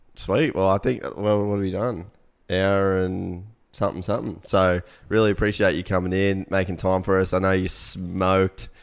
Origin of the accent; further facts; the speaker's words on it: Cairns, Queensland, Australia; moved away as an adult; also born or lived in United States; we grew up in Cairn